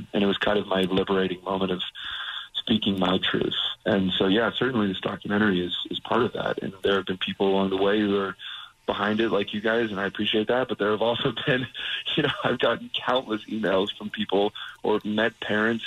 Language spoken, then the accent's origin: English; Las Vegas, Nevada, United States; also born or lived in Utah; And I was raised in Las Vegas. That's my hometown